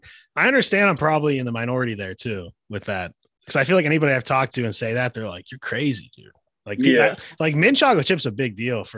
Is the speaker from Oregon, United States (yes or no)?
no; Pittsburgh, Pennsylvania, United States; I'm from Pittsburgh.